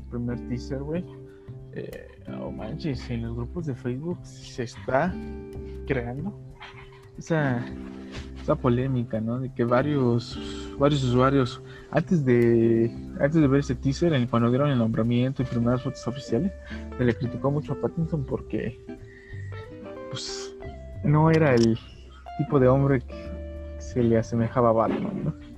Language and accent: Spanish; Mexico; cómo somos los mexicanos